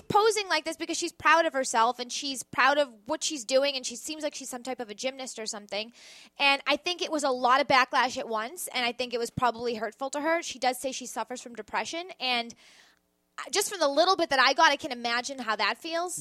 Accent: Boston, Massachusetts, United States; now in New York, United States; Bostonian, I will not be a traitor to my hometown.

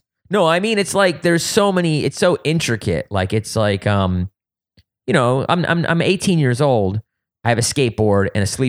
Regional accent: East Coast, United States; Yes, Tony Hawk was doing it in California, but I grew up on the East Coast.

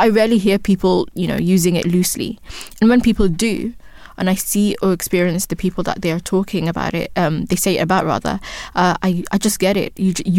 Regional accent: Upper West, Ghana; first language Wali; English is a second language; Like in my first language, Wali, spoken in Wa in the upper west of Ghana, there are certain words that I'm not able to translate in English

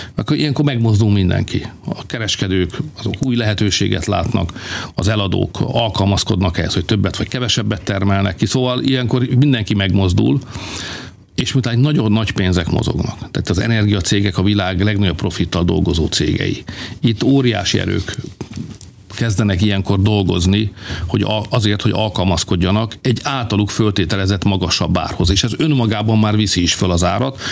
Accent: Hungary; mi magyarok vagyunk

